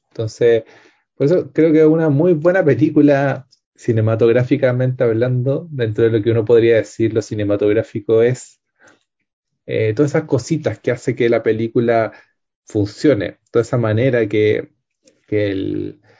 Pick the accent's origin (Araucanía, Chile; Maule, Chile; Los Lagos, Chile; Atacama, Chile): Araucanía, Chile; Temuco; la casa que yo vivía cuando chico en Temuco, la compraron un supermercado y hicieron un estacionamiento